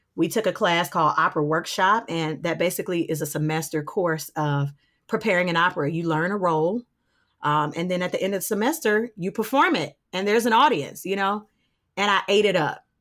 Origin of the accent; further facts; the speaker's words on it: Detroit, Michigan, United States; also born or lived in Winston-Salem, North Carolina / Charlotte, North Carolina; I'm from Detroit. I am born and raised here.